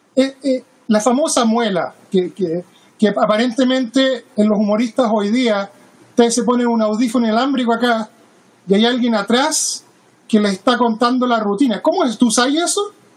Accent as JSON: {"language": "Spanish", "country": "Chile", "moved": "yes", "lives_now": "Seattle, United States", "said": "Yo soy chileno"}